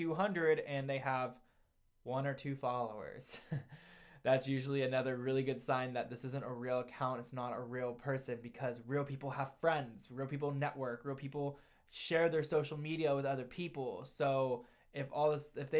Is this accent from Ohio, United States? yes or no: yes; Ohio, United States; also born or lived in New York City; I'm from Ohio. I'm from New York City.